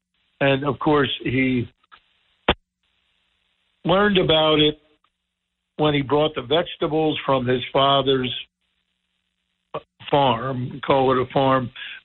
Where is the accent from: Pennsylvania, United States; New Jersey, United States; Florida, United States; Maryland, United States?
New Jersey, United States; Somers Point; moved away; we are an inordinate town in Summers Point, inordinate in the sense that we have so much in the way of bars and restaurants for a town of its size.